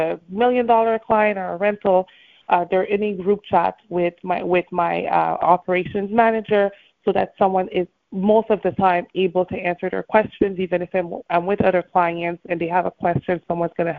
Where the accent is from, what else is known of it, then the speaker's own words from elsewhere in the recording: Montreal, Quebec, Canada; moved away as an adult; now in Miami, United States; I'm originally from Montreal, Canada, and I now live in Miami